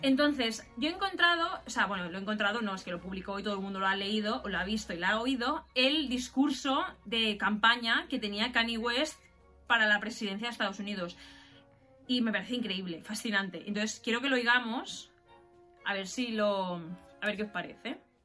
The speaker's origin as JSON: {"language": "Spanish", "country": "Spain", "said": "aquí en España no nos vamos mucho más allá, es que más o menos somos un poco iguales"}